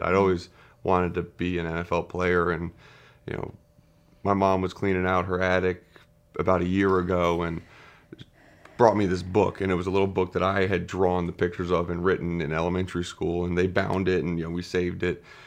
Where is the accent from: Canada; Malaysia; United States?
United States; Wayne, Pennsylvania; also born or lived in Saint Louis, Missouri; I was born in Saint Louis, Missouri, and then we moved to, uh, Wayne, Pennsylvania, right outside of Philadelphia, when I was about four years old. So I, I grew up there and went to high school there